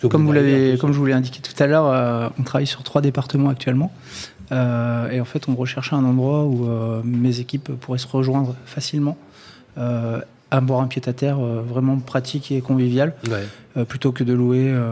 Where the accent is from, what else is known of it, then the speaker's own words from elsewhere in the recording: Auvergne-Rhône-Alpes, France; c'est vrai que moi, ça me change parce que je viens de l'Allier.